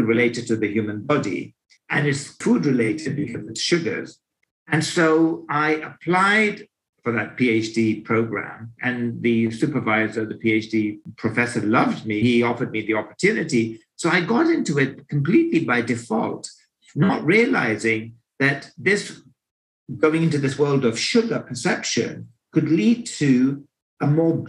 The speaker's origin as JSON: {"language": "English", "region": "London", "country": "United Kingdom", "tie": "born or raised there", "said": "So I'm from Great Britain and lived in London all my life. Grew up there"}